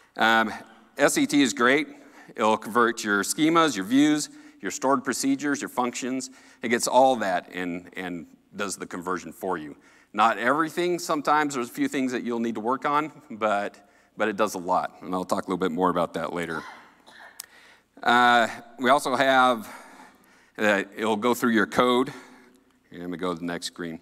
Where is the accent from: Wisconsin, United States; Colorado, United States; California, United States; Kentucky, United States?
Colorado, United States; I'm from Colorado.